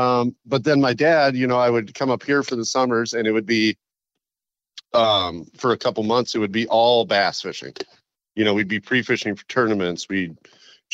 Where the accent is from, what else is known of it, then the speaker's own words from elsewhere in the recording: Willmar, Minnesota, United States; also born or lived in Victoria, Minnesota; I grew up out in Wilmer, Minnesota, which is kind of a more rural town